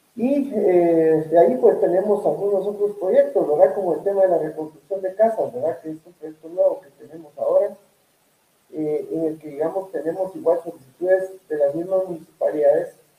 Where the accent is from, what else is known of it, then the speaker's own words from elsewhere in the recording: Guatemala; nosotros como guatemaltecos